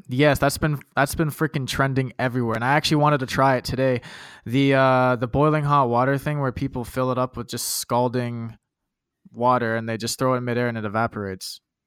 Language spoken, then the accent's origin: English; Canada; I'm a Canadian